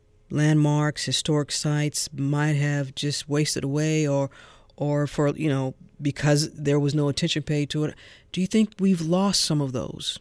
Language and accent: English; St. Louis, Missouri, United States; now in Georgia, United States; there's a landmark in my hometown in St. Louis, Missouri